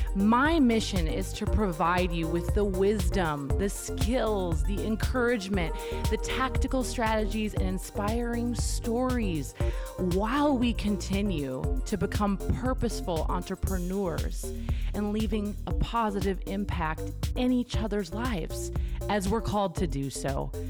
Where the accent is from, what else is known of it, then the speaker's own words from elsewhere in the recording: Minnesota, United States; now in Santa Monica, United States; I grew up in Minnesota. about an hour north of the Twin Cities